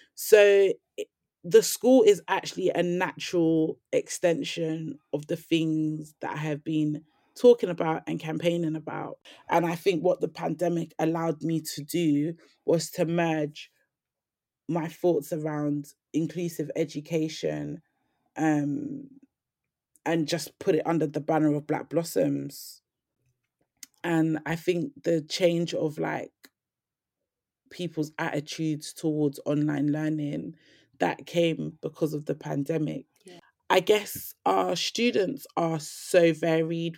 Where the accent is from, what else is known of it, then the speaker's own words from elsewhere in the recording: London, United Kingdom; I grew up in Lambeth Grove, and on my estate, there was, like, a lot of violent incidents